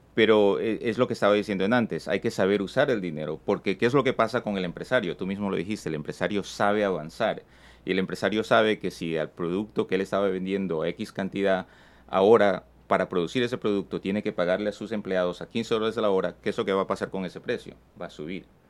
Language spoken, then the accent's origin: Spanish; Ecuador; now in United States; mucha familia todavía que vive en mi país, eh, de donde que yo soy en Ecuador